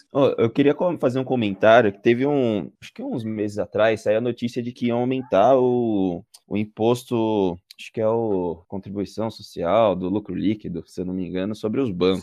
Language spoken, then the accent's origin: Portuguese; Brazil; eu sou brasileiro